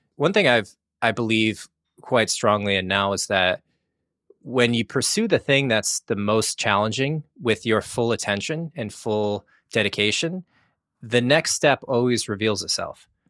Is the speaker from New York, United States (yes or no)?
no; Connecticut, United States; moved away as an adult; also born or lived in Singapore; I grew up in Connecticut, went to school for mechanical engineering, and then I moved to Singapore